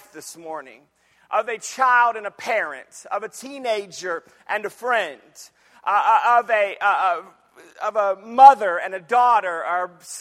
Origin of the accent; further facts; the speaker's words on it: Jacksonville, Florida, United States; moved away; also born or lived in Michigan; I grew up in Jacksonville, Florida. And when we moved to Michigan after God moved us around a little bit